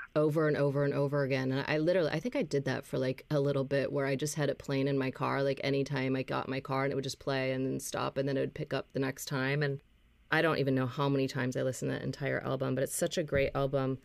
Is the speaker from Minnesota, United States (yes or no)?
yes; Minnesota, United States; moved away as an adult; also born or lived in Los Angeles; I moved back from Los Angeles to Minnesota